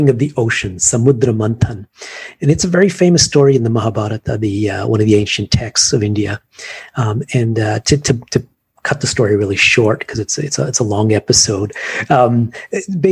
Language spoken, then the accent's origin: English; Canada; now in Japan; growing up in Canada